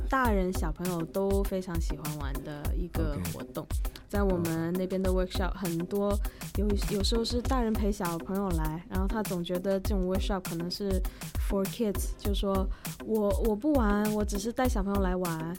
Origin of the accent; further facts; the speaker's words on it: China; moved away as an adult; also born or lived in Windsor, Canada; 当时我们电影学界就只有我一个中国人